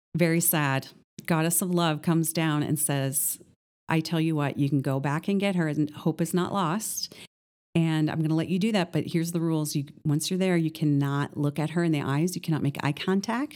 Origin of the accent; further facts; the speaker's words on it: northern Minnesota, United States; now in Columbus, United States; I grew up in northern Minnesota